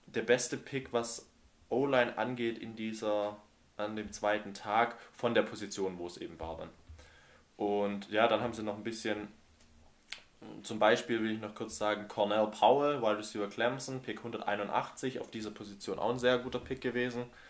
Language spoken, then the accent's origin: German; Germany; als äh, Deutsche